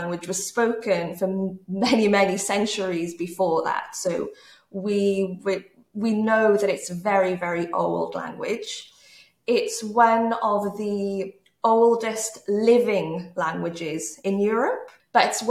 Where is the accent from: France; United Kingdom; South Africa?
United Kingdom; Pontypridd, Wales; moved away; I'm from Wales originally, and I grew up in a town called Pontypridd. Pontypridd is in South Wales